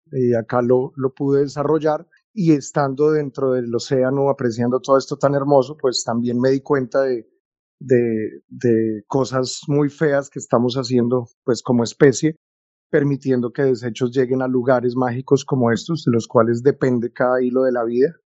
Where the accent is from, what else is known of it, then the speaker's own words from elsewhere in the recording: Bogotá, Colombia; moved away as an adult; now in Taganga, Colombia; Nací en Bogotá, pero renací en el mar de Taganga.